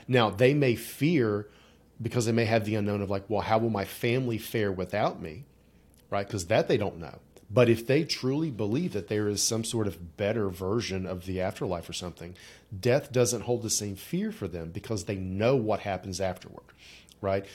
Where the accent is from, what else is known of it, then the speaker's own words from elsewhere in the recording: West Virginia, United States; I grew up in, like, you know, Southern Baptist-ish, you know, upbringing in rural Appalachia